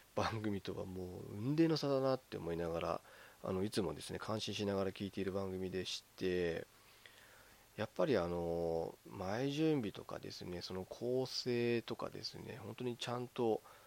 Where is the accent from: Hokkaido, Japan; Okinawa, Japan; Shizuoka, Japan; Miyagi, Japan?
Hokkaido, Japan; moved away; 私もあの北海道出身 で、まあ、今はちょっと違うとこ住んでますけど、まあ、出身北海道ですから